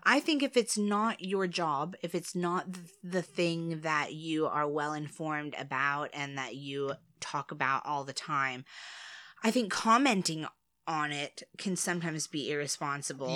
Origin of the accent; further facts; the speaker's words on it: United States; I'm American.